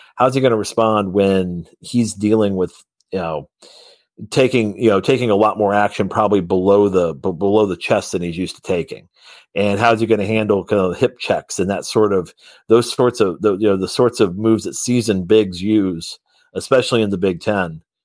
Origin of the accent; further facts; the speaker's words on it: Columbus, Indiana, United States; I come from Columbus, Indiana